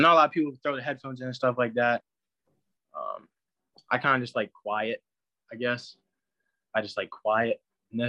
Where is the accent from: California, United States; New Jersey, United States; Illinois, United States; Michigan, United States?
New Jersey, United States; I'm from New Jersey.